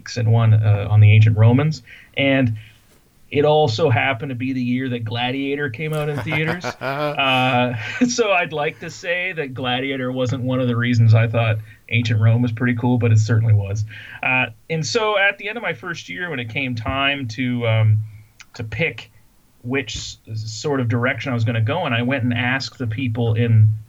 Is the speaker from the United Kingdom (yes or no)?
no; Fredericton, New Brunswick, Canada; moved away as an adult; also born or lived in Vancouver / United States / Indianapolis; I'm from Fredericton, New Brunswick, originally, so I've actually come back home to work. So I'm a Maritimer. I lived a few years in Vancouver growing up